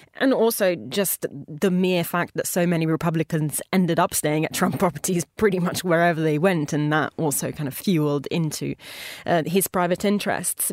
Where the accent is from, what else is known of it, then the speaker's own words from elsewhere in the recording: Italy; moved away; a homage to my home country